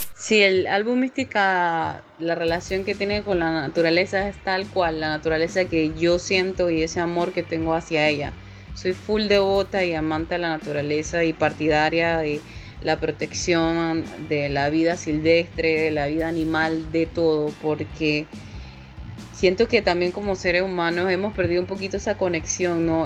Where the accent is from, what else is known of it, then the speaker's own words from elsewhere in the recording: Panama City, Panama; soy panameña, nacionalidad panameña, nacida aquí en la ciudad de Panamá